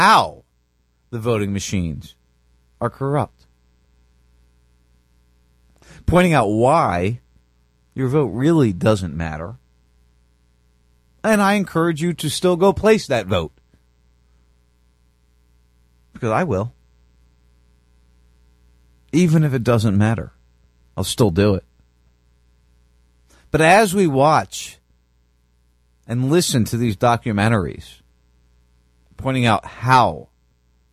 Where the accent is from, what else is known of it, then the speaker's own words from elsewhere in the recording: United States; now in Florida, United States; this country, this nation that I defended, that I grew up